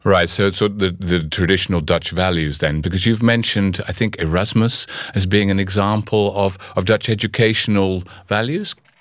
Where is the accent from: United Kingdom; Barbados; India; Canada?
United Kingdom; I'm from Britain